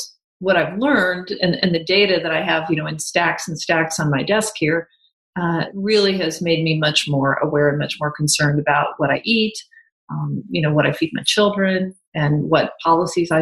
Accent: Kansas, United States; moved away as an adult; also born or lived in Atlanta; I'm a Kansas girl

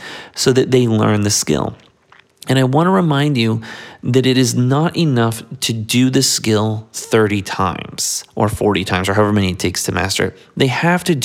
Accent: South Florida, United States; we're from South Florida

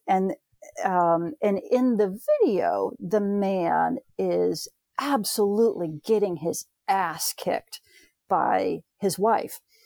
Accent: United States; I'm from the States

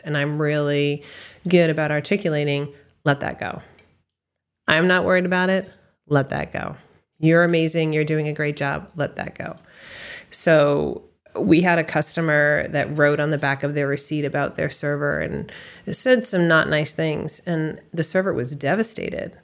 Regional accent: Westford, Massachusetts, United States; also born or lived in Boston, Massachusetts / California / Colorado; I grew up in Massachusetts. I was raised in a town called Westford

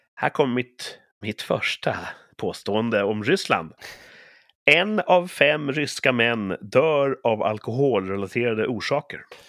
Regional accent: Sweden; jag är så typiskt svensk

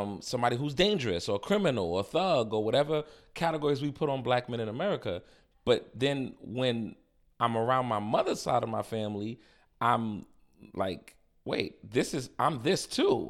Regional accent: New York City, New York, United States; moved away as an adult; also born or lived in Warner, Oklahoma / Louisville, Kentucky; I grew up in Harlem

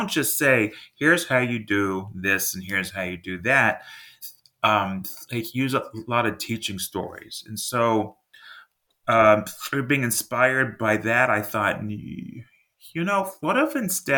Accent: Texas, United States; I'm from Texas

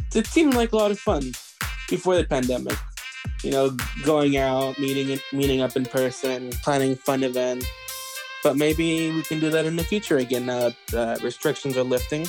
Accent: West Sacramento, California, United States; I am from West Sacramento, California.

